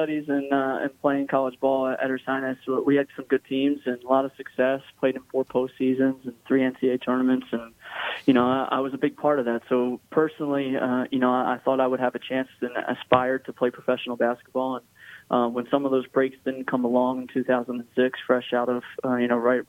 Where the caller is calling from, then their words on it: Hamilton, New York, United States; Well, how quickly you forget I'm coming from Hamilton, New York.